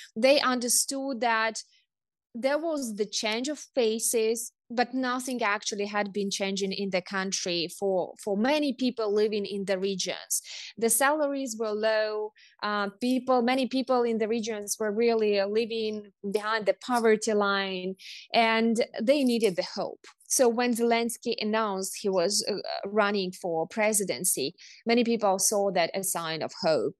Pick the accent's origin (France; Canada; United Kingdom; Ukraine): Ukraine; Kherson Oblast; I come from the Russian-speaking southern region of Kherson